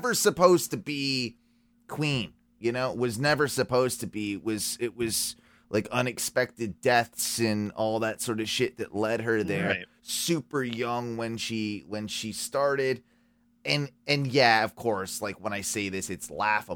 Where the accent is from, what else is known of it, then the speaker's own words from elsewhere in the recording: England, United Kingdom; moved away; I'm English. British, half English, half Welsh, but was never really raised to be a big like fan of the royal family